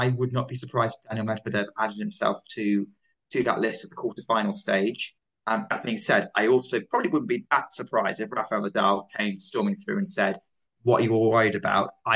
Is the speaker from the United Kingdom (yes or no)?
yes; United Kingdom; I'm a Brit